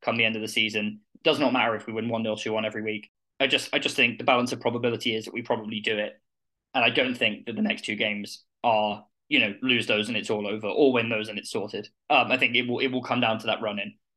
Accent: Plymouth, South West England, United Kingdom; My roots are in the Derby area, although I was born in Plymouth.

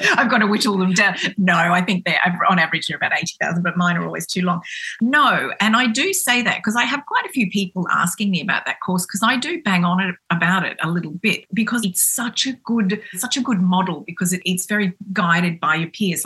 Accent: Cairns, Queensland, Australia; grew up in in Cairns, which is a very small town

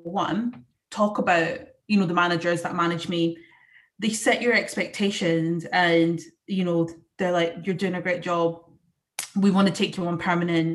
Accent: Scotland, United Kingdom; I'm Scottish, and you know, we have that reputation of being quite passionate and also having foul language

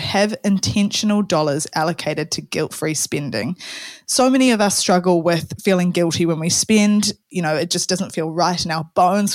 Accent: New Zealand; Kiwi Saver as we have in New Zealand

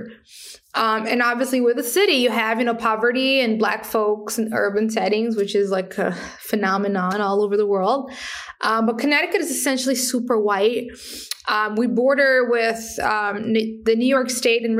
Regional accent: Paraty, Rio de Janeiro, Brazil; English is a second language; moved away; I was born in Brazil, born in a favela or a slum, right, which is a really complex space. Then I grew up in a traditional community, which helped me to connect with lots of truly amazing people. It's called Parati

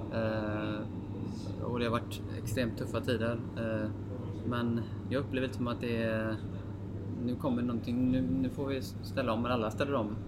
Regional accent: Gothenburg, Västra Götaland, Sweden; vi är ju mm, från Göteborg

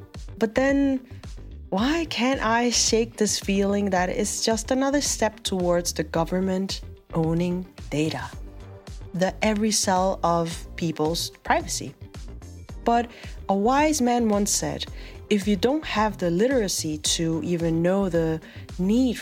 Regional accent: South Korea; My home country, South Korea's Financial Services Commission

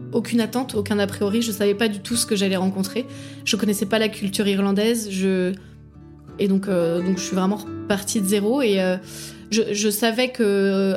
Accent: Paris, Île-de-France, France; moved away as an adult; now in Ireland; je viens de Paris

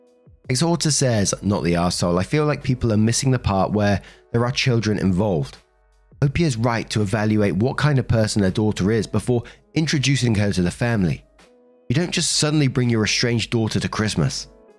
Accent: Colombia; I'm from Colombia. I grew up calling anyone that I was even remotely related to that was close to my age primo slash prima, cousin.

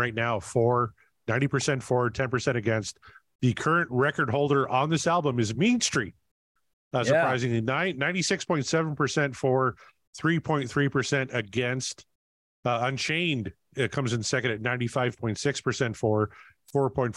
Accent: Canada; I'm Canadian

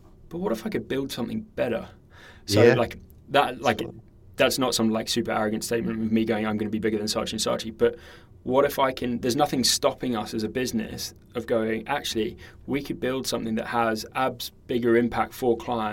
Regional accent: New Zealand; I grew up in New Zealand

